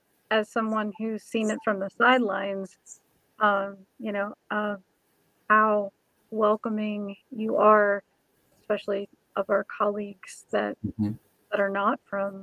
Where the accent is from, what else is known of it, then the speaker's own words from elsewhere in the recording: Indiana, United States; I grew up in Indiana